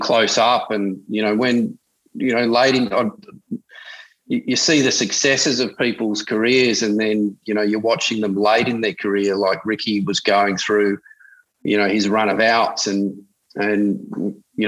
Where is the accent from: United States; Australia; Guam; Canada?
Australia; Adelaide, South Australia; now in Sydney, Australia; as a kid, growing up in Adelaide, I've been in Sydney 20-odd years